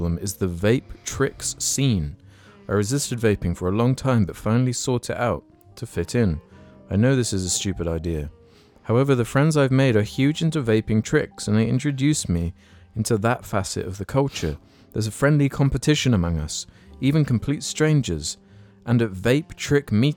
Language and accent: English; United Kingdom; as British people